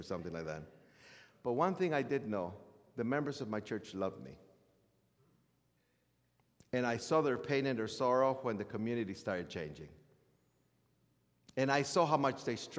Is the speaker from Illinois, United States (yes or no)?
yes; Chicago, Illinois, United States; I am more American. I was raised in Chicago.